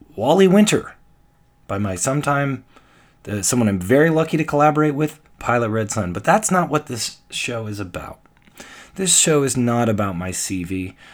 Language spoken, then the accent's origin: English; Canada; I'm Canadian